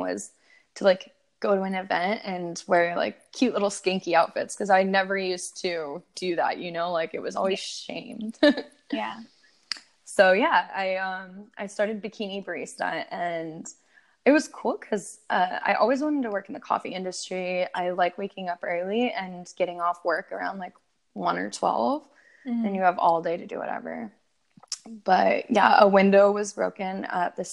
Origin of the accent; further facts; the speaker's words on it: Oregon, United States; also born or lived in Portland; I grew up in Oregon.